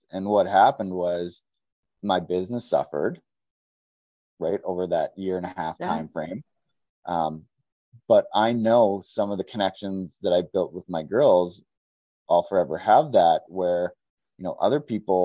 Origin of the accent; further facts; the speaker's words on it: Southern Alberta, Canada; moved away as an adult; now in Edmonton, Canada; I'm from Southern Alberta